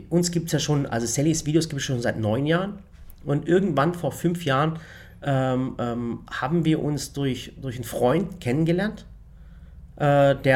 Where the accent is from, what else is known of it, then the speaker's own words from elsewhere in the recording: Waghäusel, Baden-Württemberg, Germany; wir kommen ja aus Waghäusen. In Waghäusen haben wir ja einen großen Globusmarkt und da gehen wir einkaufen.